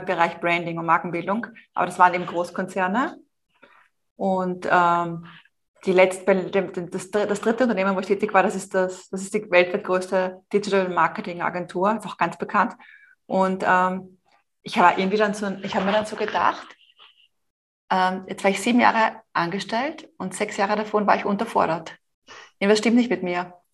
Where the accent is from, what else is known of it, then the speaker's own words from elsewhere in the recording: Vienna, Austria; also born or lived in Madrid, Spain; ich stamme auch aus Wien, das hört man auch in meinem Deutsch.